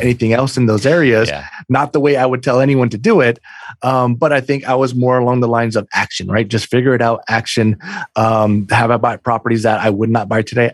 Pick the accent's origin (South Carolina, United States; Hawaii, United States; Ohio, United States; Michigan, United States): Hawaii, United States; Oahu; moved away as an adult; now in East Coast, United States; I'm I'm from Hawaii originally, born and raised uh, in the islands, uh, Oahu